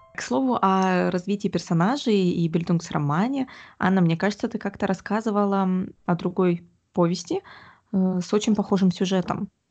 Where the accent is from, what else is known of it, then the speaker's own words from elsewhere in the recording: Omsk, Omsk Oblast, Russia; я выросла в Омске